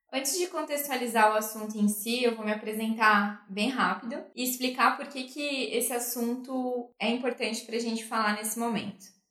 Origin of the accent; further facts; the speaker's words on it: interior of Santa Catarina, Brazil; Eu que venho do interior de Santa Catarina